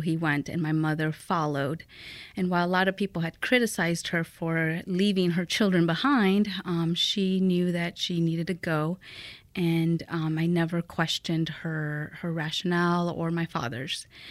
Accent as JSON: {"language": "English", "town": "Fort Wayne", "region": "Indiana", "country": "United States", "tie": "born or raised there", "also_born_or_lived": "Aguascalientes, Mexico", "second_language": "English"}